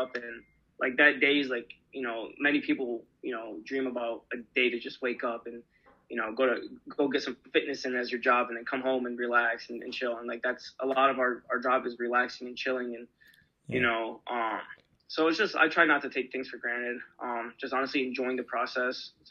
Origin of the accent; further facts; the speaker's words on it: Michigan, United States; I'm from Michigan